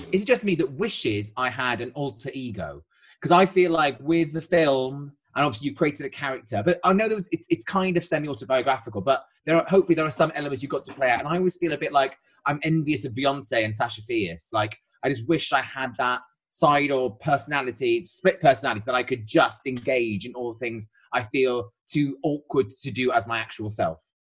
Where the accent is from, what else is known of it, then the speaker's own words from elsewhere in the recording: Wales, United Kingdom; as a Welshman